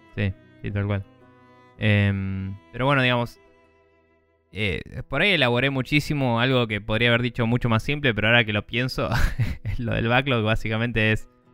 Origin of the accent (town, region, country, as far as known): Argentina